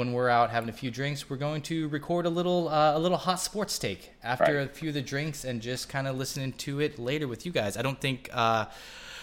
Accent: Kansas, United States; I was born in Kansas

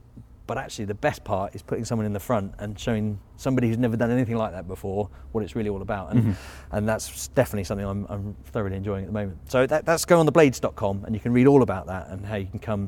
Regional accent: Biggin Hill, London, United Kingdom; I flew from Biggin Hill, so my hometown

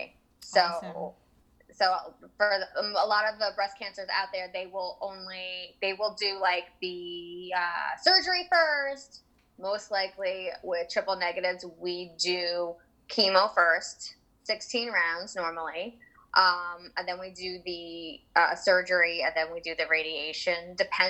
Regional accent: Jackson, New Jersey, United States; I'm from Jackson, New Jersey.

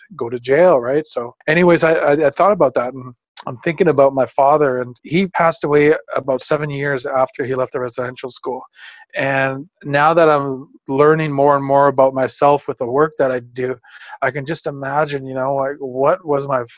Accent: Prince Rupert, British Columbia, Canada; I was born in Prince Rupert. That's along the west coast of British Columbia up in Canada.

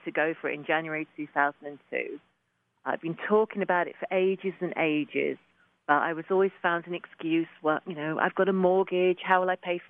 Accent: London, United Kingdom; moved away as an adult; also born or lived in Laos / Thailand; now in Portugal; Originally from London in England

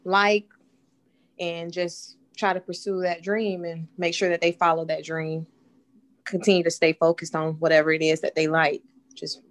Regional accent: Pensacola, Florida, United States; moved away as an adult; now in Houston, United States; We are from Pensacola, Florida. That's where I was born and raised

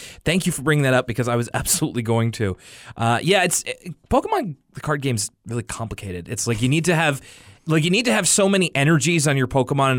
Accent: Denver, Colorado, United States; because that was a prevalent rumor where I was growing up in Denver.

